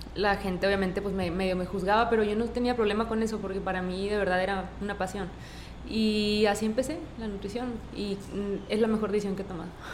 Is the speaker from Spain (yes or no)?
no; Cananea, Sonora, Mexico; now in Monterrey, Mexico; donde nací y crecí es un pueblo, Cananea